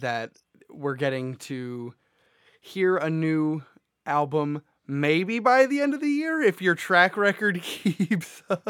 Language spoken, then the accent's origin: English; Philadelphia, Pennsylvania, United States; We're from Philly